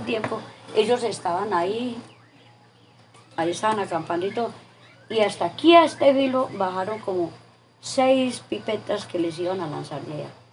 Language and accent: Spanish; Mistrató, Risaralda, Colombia; moved away; also born or lived in Andinápolis, Trujillo, Valle del Cauca; yo me vine para acá, para mi pueblo